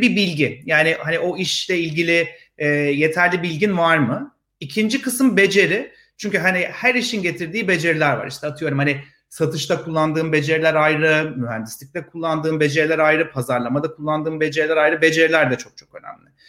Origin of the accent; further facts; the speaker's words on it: Ankara, Turkey; moved away as an adult; also born or lived in Istanbul; now in Israel; Vites küçülttüm Ankara'ya. Memleketime döndüm. Ankaralıyım ben.